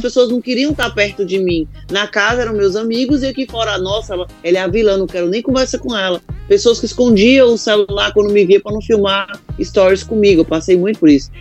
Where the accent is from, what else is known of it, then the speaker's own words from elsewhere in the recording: Icó, Ceará, Brazil; moved away; vim do interior do Ceará, de uma cidade que até o nome é pequeno, Icó